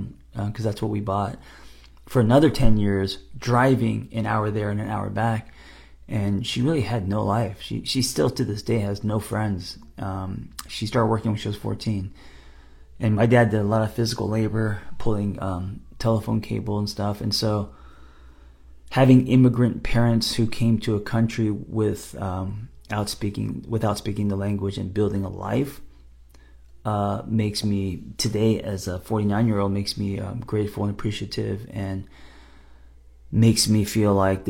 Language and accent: English; United States; I'm American